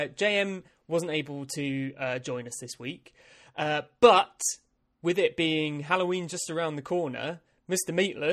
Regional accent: United Kingdom; I am a British man

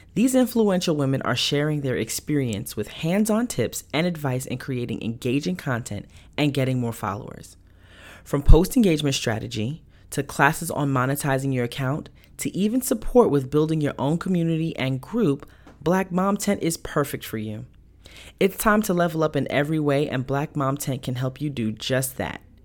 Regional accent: New York, United States; moved away; I'm from New York originally

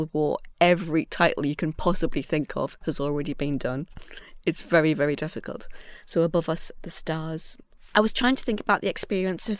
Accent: Seaham, North East England, United Kingdom; I'm a writer from Siam in County Durham

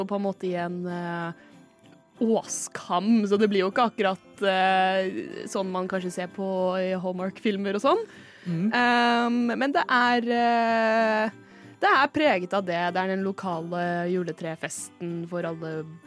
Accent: Rælingen, Viken, Norway; kommer fra Rælingen i Viken

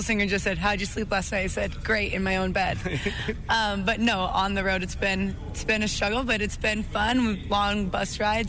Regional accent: Malta, Montana, United States; growing up in Malta, it's freezing cold

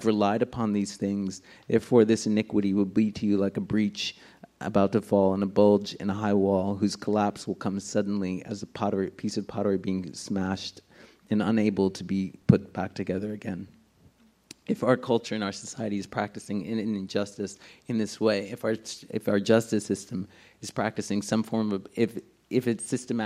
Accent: Union City, New Jersey, United States; I grew up in Union City. We were poor. It was the most densely populated city in the world at the time

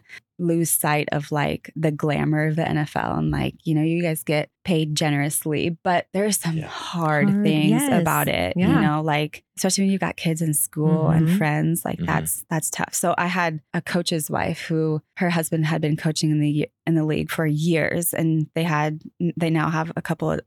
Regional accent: California, United States; moved away as an adult; now in North Carolina, United States; California, where I grew up

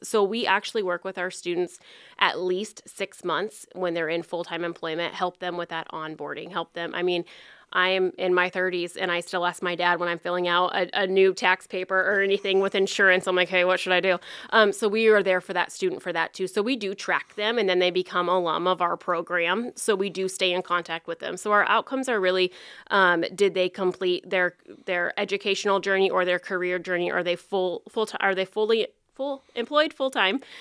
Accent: Farragut, Iowa, United States; moved away as an adult; now in Council Bluffs, United States; I'm originally from Farragut, Iowa, and then came to Council Bluffs to go to Iowa Western

